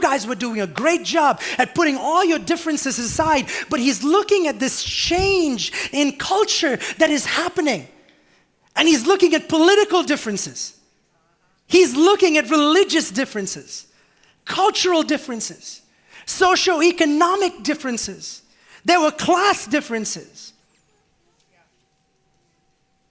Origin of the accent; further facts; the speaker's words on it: India; moved away; I grew up on what in India was the mats of the church, not even pews, not even chairs.